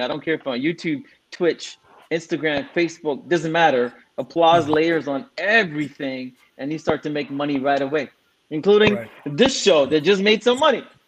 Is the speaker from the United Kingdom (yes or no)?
no; Singapore; also born or lived in India / Scarborough, Canada; now in Canada; Like I was born in, in, in, India, but I left when I was three. I grew up in Singapore